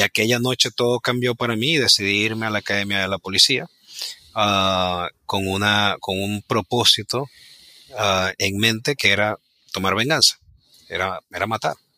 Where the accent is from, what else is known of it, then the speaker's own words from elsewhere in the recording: Ciudad Ojeda, Zulia, Venezuela; moved away as an adult; also born or lived in Maracaibo; now in United States; yo realmente nací en Maracaibo, pero desde muy pequeño me fui a vivir en una ciudad muy pequeña que se llama Ciudad Ojeda, que queda a una hora de Maracaibo